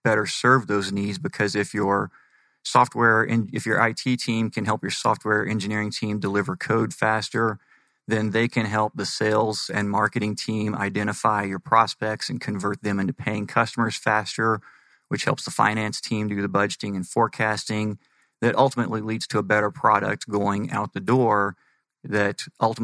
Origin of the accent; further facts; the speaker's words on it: Texas, United States; moved away as an adult; now in Arizona, United States; Born and raised in Texas, and then the day that I hit 18, took off traveling the United States